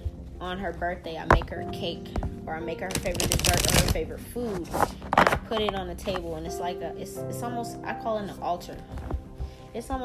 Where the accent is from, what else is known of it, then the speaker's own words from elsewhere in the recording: the South, United States; We're from the South